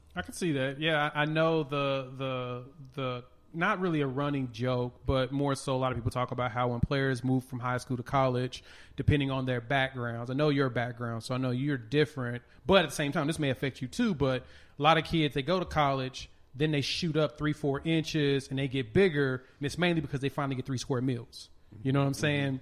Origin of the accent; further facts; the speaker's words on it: Tulsa, Oklahoma, United States; I was a kid growing up in Tulsa